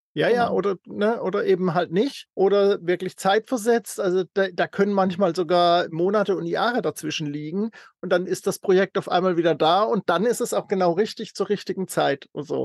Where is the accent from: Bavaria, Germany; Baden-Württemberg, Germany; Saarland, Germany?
Baden-Württemberg, Germany; near Freiburg im Breisgau; FR ist dann auch noch aus meiner Heimat, das ist der Nachbarkreis aus in, äh, Freiburg in Breisgau.